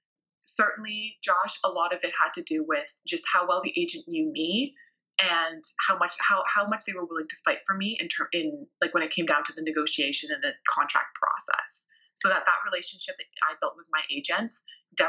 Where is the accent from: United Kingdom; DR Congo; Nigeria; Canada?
Canada; as a Canadian